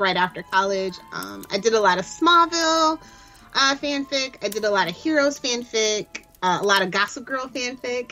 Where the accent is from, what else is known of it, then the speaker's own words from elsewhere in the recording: United States; I'm American